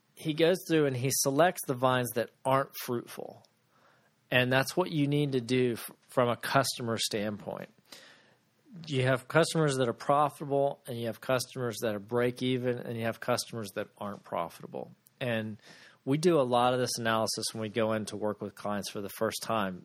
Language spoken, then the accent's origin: English; Ocala, Florida, United States; I grew up in Florida, and in Florida we had a, an ocala in the middle of the state where I grew up.